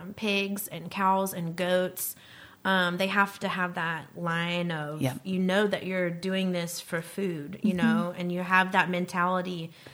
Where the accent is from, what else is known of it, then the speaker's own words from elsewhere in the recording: the South, United States; me growing up on Sundays, we were closed, you know, in the South from the Bible Belt, nobody works on Sundays except for my dad.